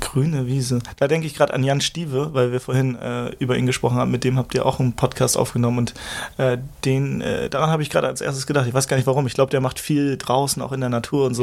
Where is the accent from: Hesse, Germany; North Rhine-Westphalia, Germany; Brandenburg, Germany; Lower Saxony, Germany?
Lower Saxony, Germany; Schneverdingen; also born or lived in Hamburg; Ich, ich komme ursprünglich aus der Lüneburger Heide, das ist so eine Stunde vom Hauptbahnhof hier entfernt